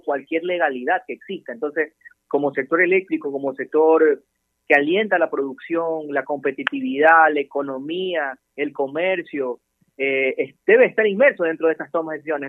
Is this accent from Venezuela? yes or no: no; Ecuador; nosotros como ecuatorianos